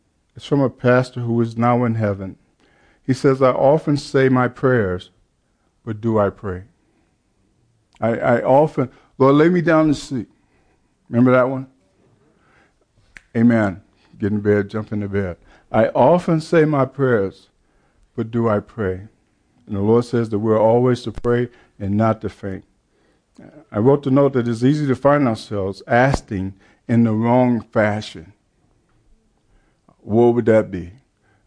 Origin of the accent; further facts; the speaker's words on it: Chicago, Illinois, United States; I grew up in the Baptist Church, Chicago